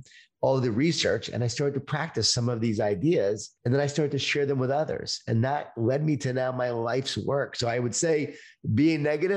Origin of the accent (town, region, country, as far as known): Long Island, New York, United States; born or raised there